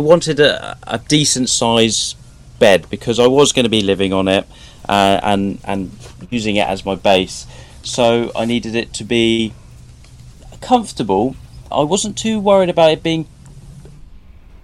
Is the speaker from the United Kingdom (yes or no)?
yes; Southampton, South East England, United Kingdom; I'm from Southampton, where I've lived and worked all